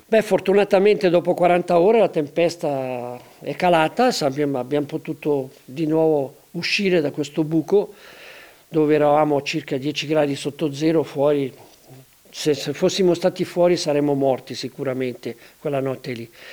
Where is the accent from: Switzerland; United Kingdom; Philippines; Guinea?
Switzerland; Denti della Vecchia, Ticino; io sono legato alla mia terra, sono legato ai denti della vecchia dove sono nato